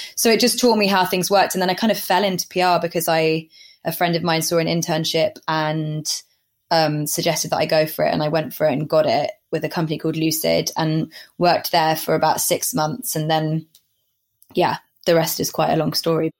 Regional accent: Somerset, South West England, United Kingdom; now in London, United Kingdom; I grew up in Somerset

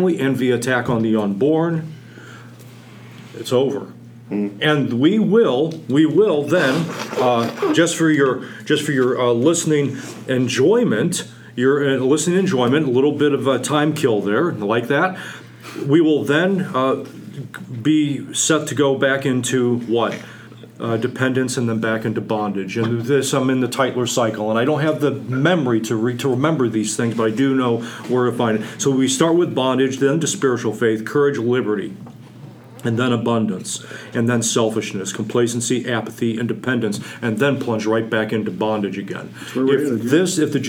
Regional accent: United States; I have the good, blessed fortune to have been born here

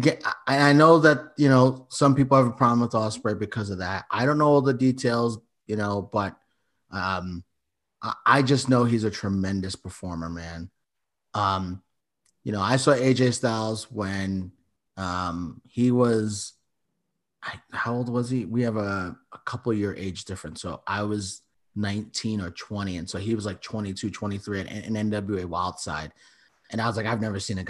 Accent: New York City, New York, United States; also born or lived in Yonkers, New York; I grew up, I was born in the Bronx, lived there for 12 years. And I lived in Yonkers for until I was 19, then moved further upstate

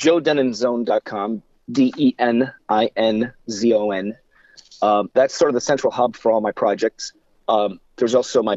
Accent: Midwest, United States; I grew up in the Midwest. I'm an Indians fan. As heartbreaking as that is.

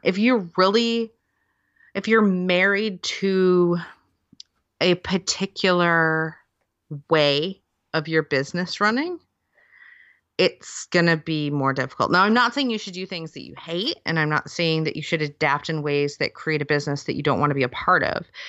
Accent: near Detroit, Michigan, United States; moved away as an adult; now in United Kingdom; I grew up near Detroit

